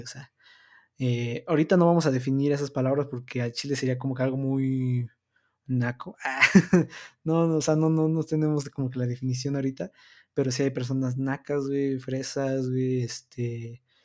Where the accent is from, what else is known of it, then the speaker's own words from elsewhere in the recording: Mexico; aunque me vea europeo, pues soy aquí de México